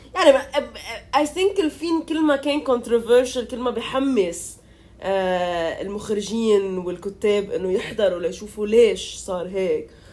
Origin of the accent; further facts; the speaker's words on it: Lebanon; كلبنانية إنه نحن